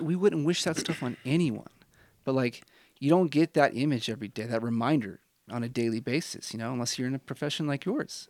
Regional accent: Midwest, United States; now in Utah, United States; I'm from the Midwest.

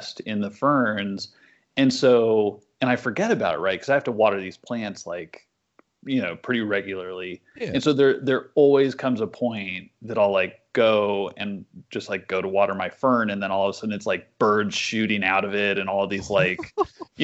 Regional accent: Lewellen, Nebraska, United States; home is Western Nebraska. And my hometown is a place called Llewellyn

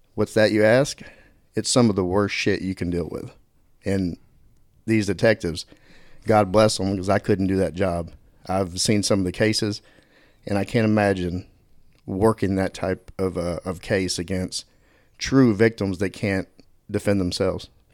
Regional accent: Dallas, Texas, United States; also born or lived in Quinlan, Texas; I grew up in Dallas and moved out to Little Quinlan, Texas for high school

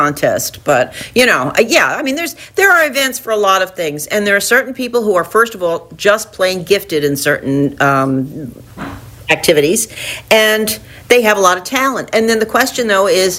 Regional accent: Long Branch, New Jersey, United States; I'm half Italian. And I grew up in Long Branch, New Jersey

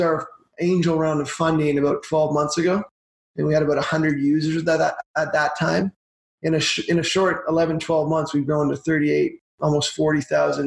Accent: Brockville, Ontario, Canada; now in Calgary, Canada; I'm from Brockville, Ontario. I'm an import from out east. I moved here, I guess it was 1999.

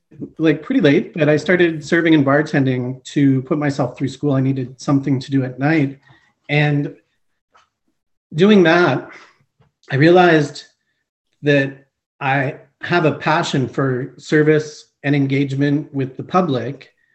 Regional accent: Montreal, Quebec, Canada; also born or lived in Eastern Canada; So I am originally from Montreal, Quebec. I grew up Eastern Canada largely, and then our family settled around the GTA.

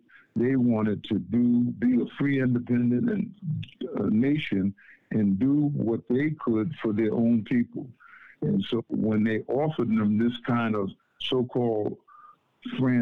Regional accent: United States; I'm from America

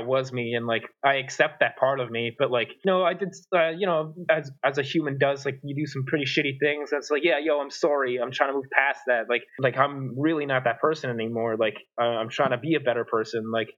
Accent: Canada; I'm Canadian

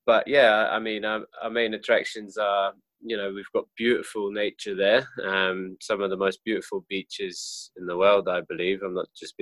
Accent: Jersey; moved away as an adult; also born or lived in Australia; now in Tokyo, Japan; I'm from Jersey Island.

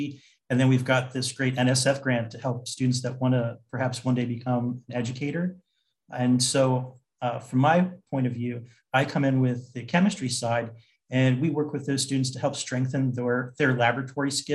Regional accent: New Jersey, United States; I'm originally from New Jersey, and I went to college in New Jersey at Stockton College.

